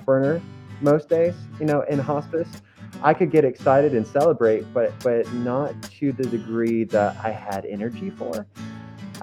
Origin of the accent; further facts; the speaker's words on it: Kentucky, United States; moved away as an adult; also born or lived in Florida; I was born and raised in Kentucky. So I actually grew up on a small farm next to a lot of cows and not that many people